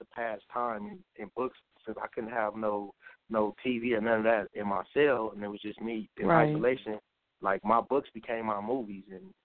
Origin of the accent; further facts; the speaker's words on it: Los Angeles, California, United States; I'm from Los Angeles, California.